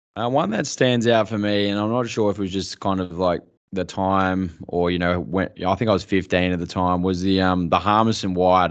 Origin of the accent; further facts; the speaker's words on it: Mildura, Victoria, Australia; growing up in Mildura